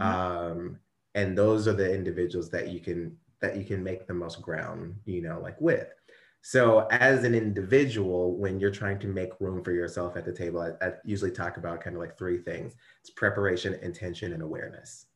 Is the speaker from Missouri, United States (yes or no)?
yes; Ferguson, Missouri, United States; I am actually from Ferguson, Missouri